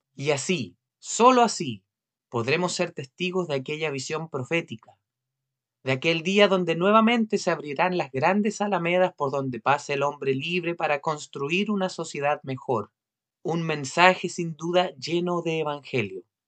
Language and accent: Spanish; Chile; como chilenos